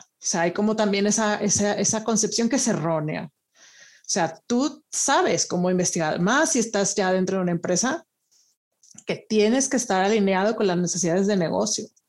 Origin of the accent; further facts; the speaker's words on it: Monterrey, Nuevo León, Mexico; moved away as an adult; also born or lived in Italy; now in Madrid, Spain; yo originalmente soy de Monterrey